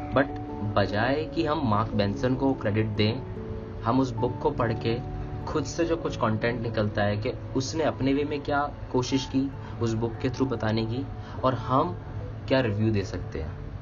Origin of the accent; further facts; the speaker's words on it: Delhi, India; now in Mumbai, India; originally मैं दिल्ली से हूँ लेकिन कुछ सालों से मैं बॉम्बे में हूँ